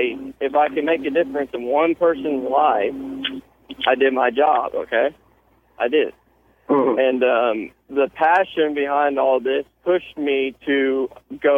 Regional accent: Houston, Texas, United States; also born or lived in Austin, Texas; I was born here in Houston, Texas. Went to high school in Austin, here, Austin High School

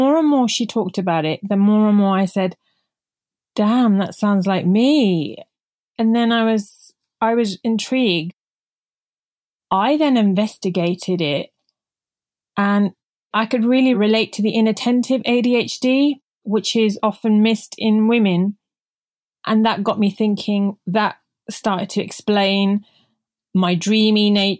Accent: United Kingdom; first language Punjabi; English is a second language; I'm Indian origin. So I remember not even speaking English when I was growing up because I was raised by my grandparents at home while my parents, the typical immigrants, parents were out working really hard in the UK.

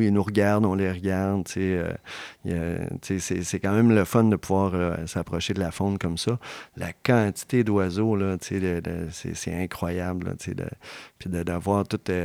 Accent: Charlevoix, Quebec, Canada; une entreprise de transport de chez nous, de Charlevoix

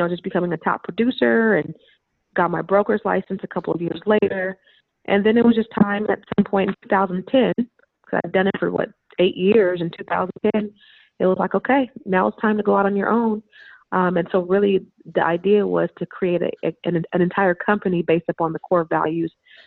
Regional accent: Silicon Valley, California, United States; We're both from the Silicon Valley

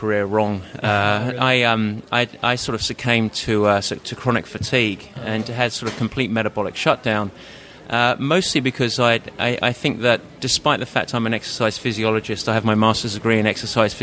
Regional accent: United Kingdom; accent: Pommy; moved away as an adult; now in San Francisco, United States; I'm based in San Francisco, actually, but obviously not from the States. I grew up just outside of London

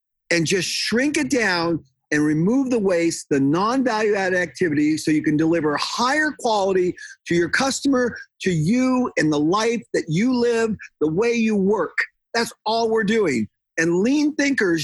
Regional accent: San Diego, California, United States; moved away as an adult; now in Washington, United States; I'm from San Diego. I'm a native Californian

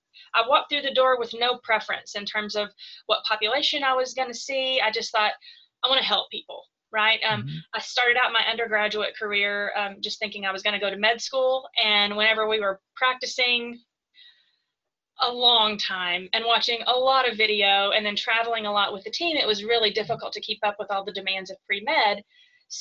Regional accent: Greers Ferry, Arkansas, United States; I grew up in a really tiny town in Greers Ferry, Arkansas. So, I mean, I had a graduating class of 40 people in my class. Definitely a situation where everyone knew everyone.

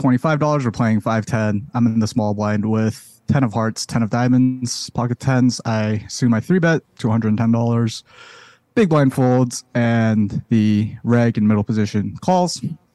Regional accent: Boston, Massachusetts, United States

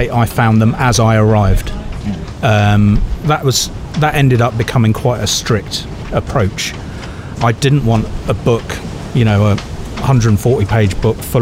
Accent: near Swansea, Penarth, South Wales, United Kingdom; also born or lived in Llanelli; I was born near Swansea, near the Mumbles Pier.

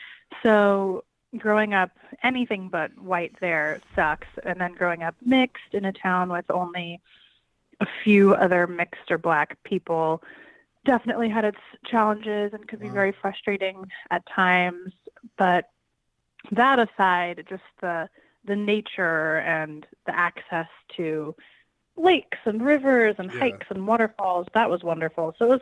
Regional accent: Springfield, Oregon, United States; also born or lived in Alameda, California; now in Los Angeles, United States; I'm originally from, I was born in Alameda, California, and then moved to Springfield, Oregon when I was about 3 months old with my mom, and that's where I grew up.

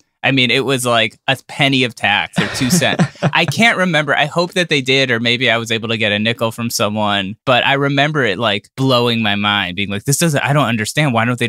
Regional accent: Cleveland, Ohio, United States; I was, like, 20, and I was like, wait, I have to pay you, like, $3,000 for working in my hometown

